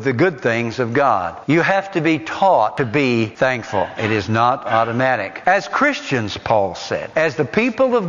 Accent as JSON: {"language": "English", "area": "Morgan and Roane County", "region": "Tennessee", "country": "United States", "tie": "born or raised there", "said": "I grew up right here in Morgan and Roane County"}